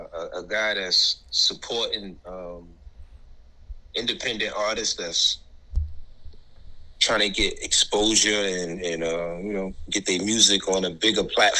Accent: New York City, New York, United States; I'm from Brooklyn, New York, but not only from Brooklyn, but I'm from Bed-Stuy, New York

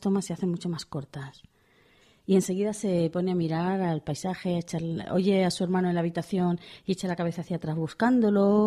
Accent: Pamplona, Navarre, Spain; como soy de Pamplona

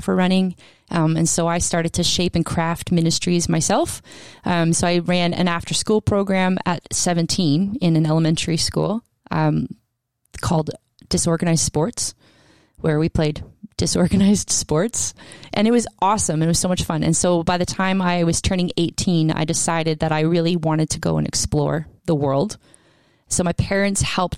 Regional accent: Canada; also born or lived in Scotland; I was from Canada and went there

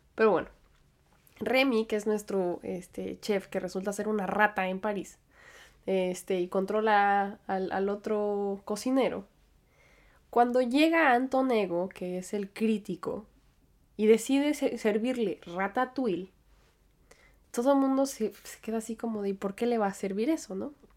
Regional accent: Aguascalientes, Mexico; also born or lived in United States / State of Mexico; now in Manhattan, United States; yo nací en Estados Unidos, pero después crecí en México. Y aunque yo siempre estoy hablando de Aguascalientes, pasé cierto tiempo de mi infancia en el Estado de México

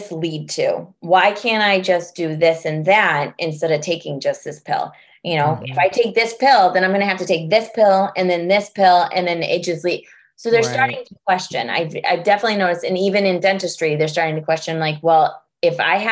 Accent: California, United States; now in Massachusetts, United States; I'm from California and I moved to Massachusetts

